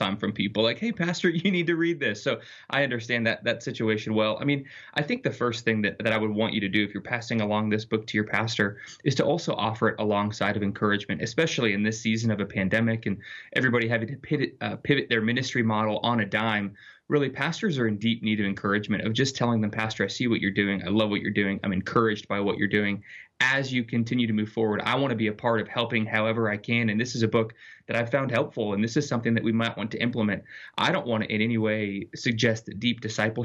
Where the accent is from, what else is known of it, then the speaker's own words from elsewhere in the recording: Littleton, Colorado, United States; I grew up in Littleton, Colorado, in a fairly secular environment